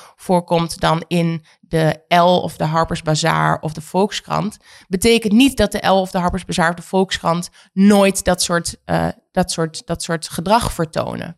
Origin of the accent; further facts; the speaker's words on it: Oldenzaal, Overijssel, Netherlands; Oldenzaal is waar ik vandaan kom